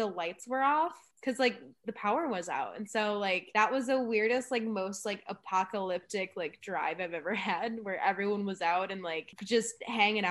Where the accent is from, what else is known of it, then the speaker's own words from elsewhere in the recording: Midwest, United States; I'm obviously from the Midwest